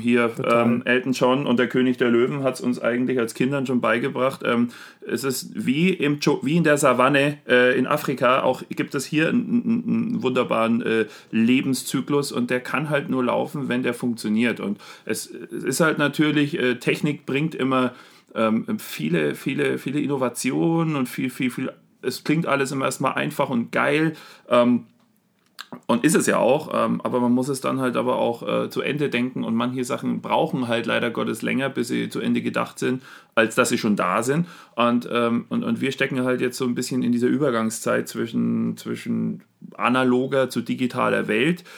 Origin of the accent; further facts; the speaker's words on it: Germany; bei uns in Deutschland